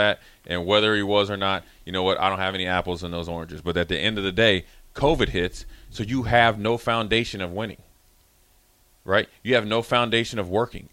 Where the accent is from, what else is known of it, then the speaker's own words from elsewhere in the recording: Minnesota, United States; moved away; I'm from Minnesota